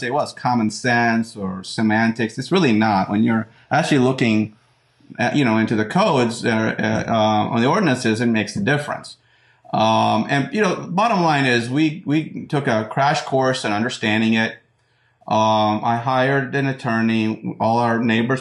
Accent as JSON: {"language": "English", "town": "Upper Macungie", "region": "Pennsylvania", "country": "United States", "tie": "born or raised there", "said": "I grew up in Cameo Woods"}